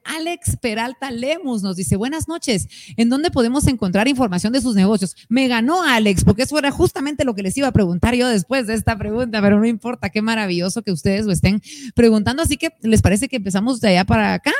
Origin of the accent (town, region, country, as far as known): Guatemala